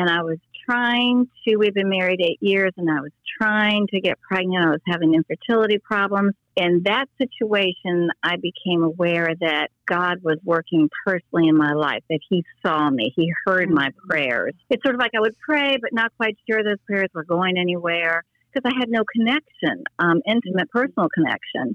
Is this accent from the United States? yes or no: yes; Fairfax County, Virginia, United States; also born or lived in Dayton, Ohio / Pennsylvania / Baltimore / Towson; at five, my sister and I landed in Fairfax County and basically grew up there most of our life